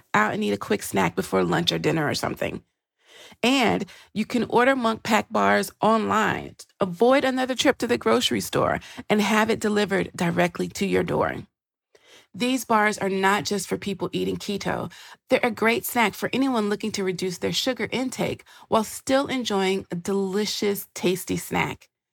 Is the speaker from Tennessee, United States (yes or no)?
yes; Nashville, Tennessee, United States; moved away as an adult; when you grow up in Music City